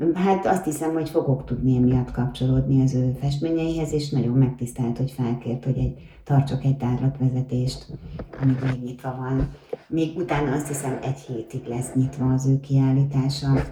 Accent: Budapest, Hungary; én magam is a Horváth Mihály térre születtem, mert a nagymamám ott lakott

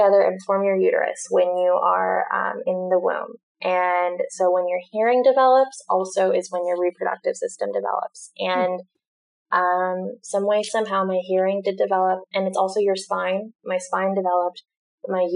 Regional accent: Newport Beach, California, United States; also born or lived in Orange County; growing up in Newport Beach

